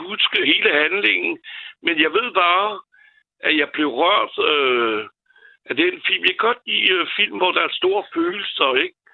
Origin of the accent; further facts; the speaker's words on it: France; now in Denmark; da jeg er franskmand